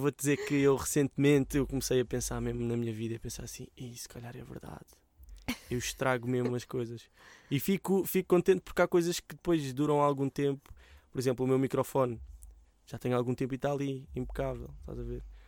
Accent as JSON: {"language": "Portuguese", "town": "Mem Martins", "region": "Lisbon", "country": "Portugal", "tie": "born or raised there", "said": "mesmo que um dia deixe de viver em Mãe Martins"}